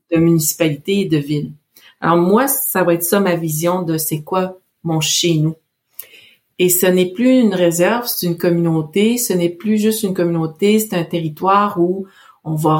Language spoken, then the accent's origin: French; Canada; je viens de la Mouchouanepi, il n'y a pas de Canada Goose là-bas